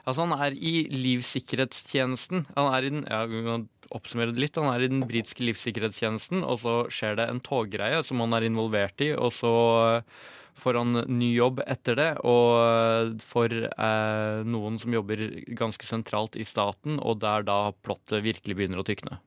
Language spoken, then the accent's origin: Norwegian; Norway; vi som nordmenn